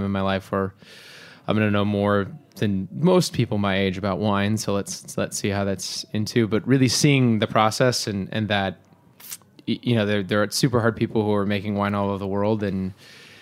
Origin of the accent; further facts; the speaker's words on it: Seattle, Washington, United States; moved away as an adult; also born or lived in Boston; now in New York City, United States; I grew up in Seattle